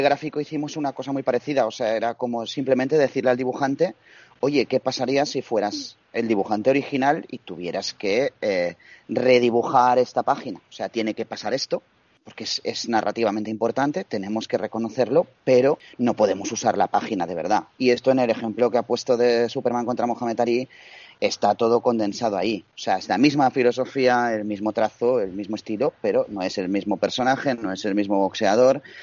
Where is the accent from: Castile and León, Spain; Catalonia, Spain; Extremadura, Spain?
Catalonia, Spain; Barcelona; yo soy de Barcelona